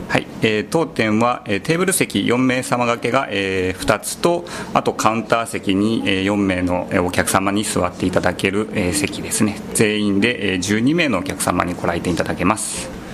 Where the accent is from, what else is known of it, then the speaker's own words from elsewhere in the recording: Saitama, Japan; moved away as an adult; also born or lived in Nagano Prefecture; 出身はですね僕埼玉県なんです